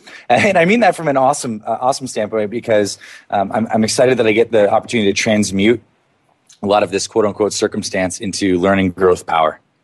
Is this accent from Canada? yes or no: yes; Canada; I grew up in Canada.